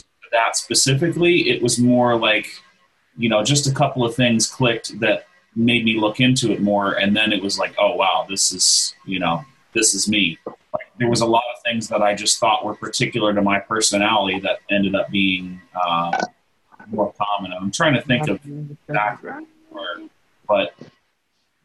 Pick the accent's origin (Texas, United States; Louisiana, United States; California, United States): Texas, United States; I grew up in Texas, not too far from Johnson Space Center